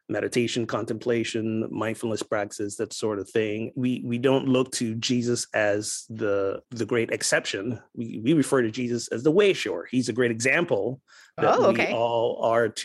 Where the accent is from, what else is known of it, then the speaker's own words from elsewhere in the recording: Barbados; accent: Caribbean lilt; moved away; also born or lived in Kansas City; I am originally from Barbados. So if during this time you hear the nice Caribbean lilt going on, that's where I'm from. And I grew up in what I guess you guys will call